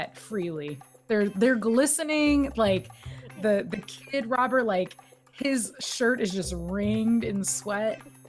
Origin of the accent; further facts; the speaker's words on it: Texas, United States; I'm from Texas